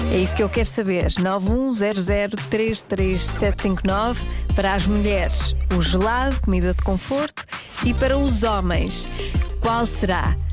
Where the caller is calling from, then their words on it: Matosinhos, Porto District, Portugal; É o … de Matosinhos. Olá …. Uh, como sou aqui do Norte, eu vou apostar e vou acreditar